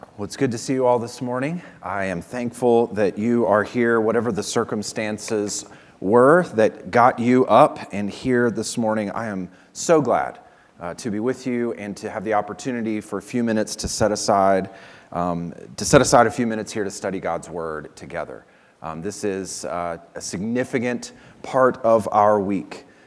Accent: Virginia, United States; moved away; where we lived and where I grew up in Virginia

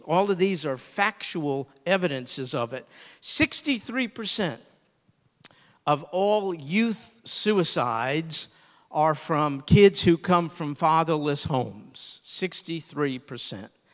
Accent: New York, United States; I grew up in New York

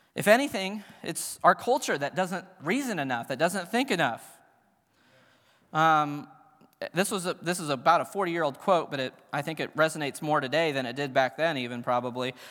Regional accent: Cincinnati, Ohio, United States; I grew up in Cincinnati

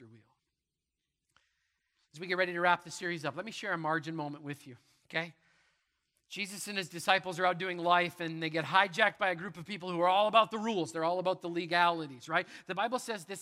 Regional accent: Manitoba, Canada; I grew up in Manitoba. There's wheat fields everywhere

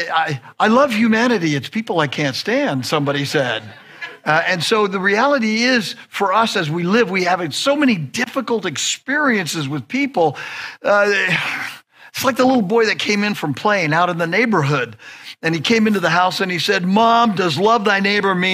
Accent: Southern California, United States; I'm from Southern California

